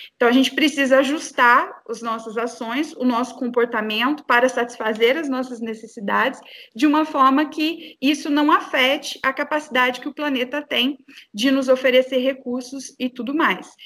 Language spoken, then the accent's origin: Portuguese; Brazil; nós, enquanto brasileiros